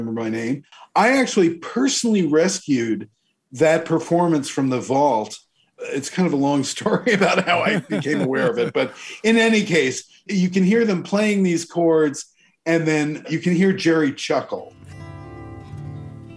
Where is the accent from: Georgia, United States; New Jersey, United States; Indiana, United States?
New Jersey, United States; when I was a kid growing up in New Jersey